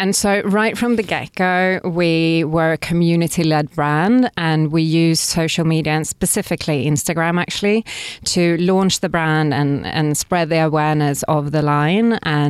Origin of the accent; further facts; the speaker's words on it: Stockholm, Stockholm County, Sweden; English is a second language; And I'm from Sweden originally, from Stockholm.